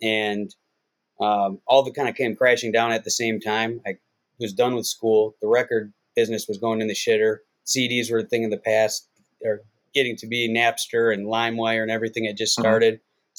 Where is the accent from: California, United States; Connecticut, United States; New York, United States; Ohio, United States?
Ohio, United States; Cleveland; now in Las Vegas, United States; Basically, I moved from Cleveland when I was 18 years old. I was starting to get in a lot of trouble back then. And, I grew up in Cleveland, and I moved here and went to UNLV.